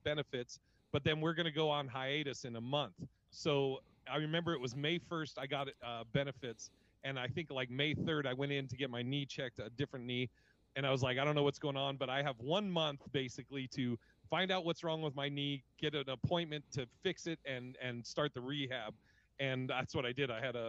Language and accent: English; Portland, Oregon, United States; also born or lived in Seattle; now in Las Vegas, United States; I grew up in Portland, Oregon, and kind of the Northwest. I lived in, before comedy, I lived in Seattle